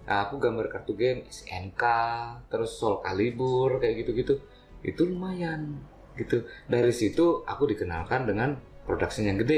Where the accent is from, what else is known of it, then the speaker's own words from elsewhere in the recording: Malang, East Java, Indonesia; Asalnya Malang.